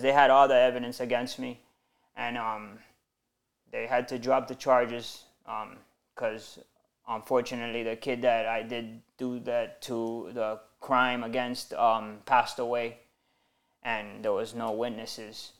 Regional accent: Miami, Florida, United States; Born and raised in Miami.

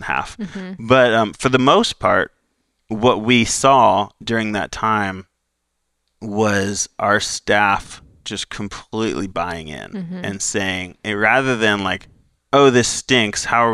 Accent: Florida, United States; I'm from Florida

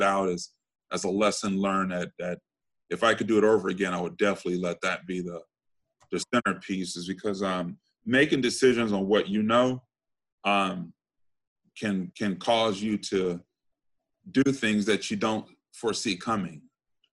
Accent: Compton, California, United States; I grew up in Compton, went to grade school, Catholic school, high school, Catholic school

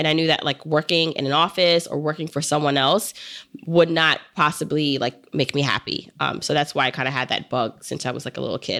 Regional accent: New York City, New York, United States; I grew up in Brooklyn

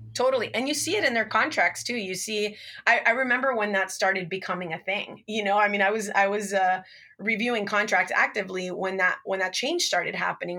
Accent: Miami, Florida, United States; now in California, United States; I'm actually Cuban American. My parents were both born in Cuba, and I was raised in Miami, Florida

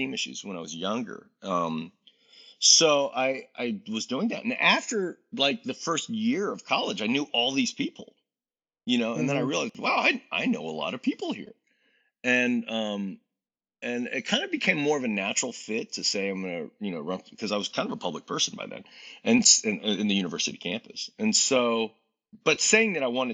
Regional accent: Virginia, United States; also born or lived in Washington, D.C.; growing up in Virginia

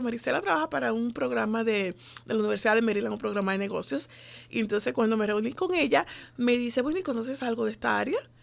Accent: Dominican Republic; moved away as an adult; now in United States; yo soy de la República Dominicana, tengo nueve años de estar aquí viviendo en este país.

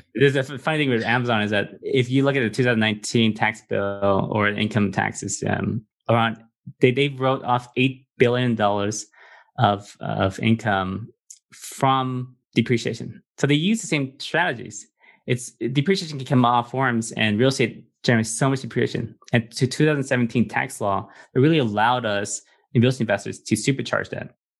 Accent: Los Angeles, California, United States; also born or lived in refugee camp; I came to America when I was three, and I grew up in Los Angeles, in California

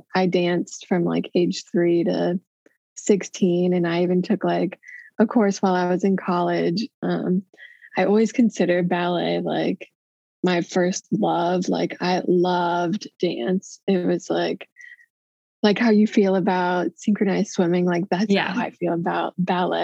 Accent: Des Moines, Iowa, United States; I was born in Iowa City, Iowa, and around age 6, I moved to Des Moines.

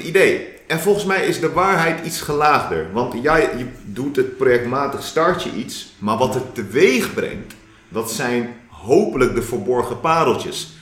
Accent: Delft, South Holland, Netherlands; Ik ben een Delftenaar en een Delftenaar. Mooi. Eh, ik ben geboren en getogen in Delft.

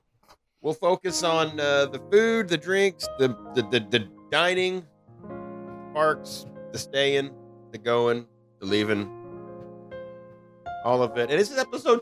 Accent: the South, United States; I'm from the South.

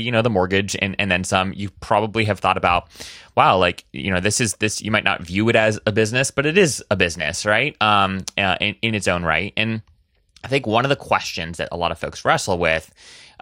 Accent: Oahu, Hawaii, United States; moved away as an adult; now in Washington, D.C., United States; I'm actually originally from Hawaii. I was born and raised on Oahu

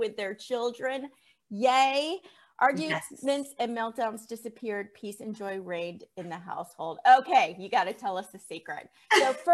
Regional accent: State College, Pennsylvania, United States; I grew up in State College, Pennsylvania

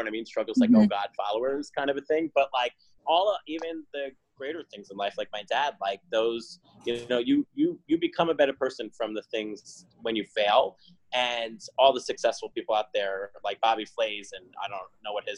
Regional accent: New Jersey, United States; moved away; I'm from Jersey originally

